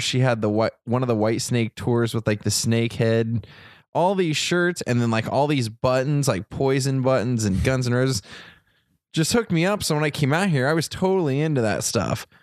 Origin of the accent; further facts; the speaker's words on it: Troy, Ohio, United States; moved away; I grew up in Troy, Ohio, which was pretty close to Dayton